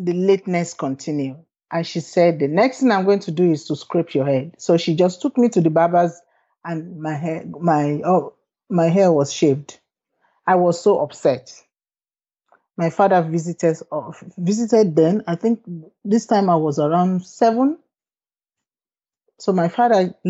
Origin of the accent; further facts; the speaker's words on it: Nigeria; moved away as an adult; also born or lived in United Kingdom; growing up in Nigeria